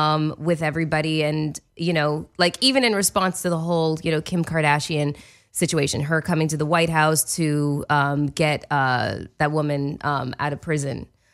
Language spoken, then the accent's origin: English; Canada; I can't. I'm Canadian. I can't.